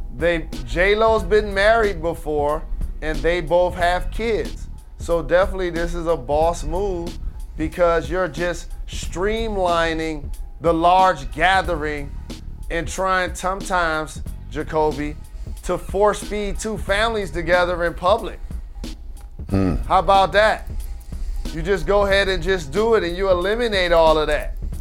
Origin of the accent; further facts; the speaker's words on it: Detroit, Michigan, United States; I'm from Detroit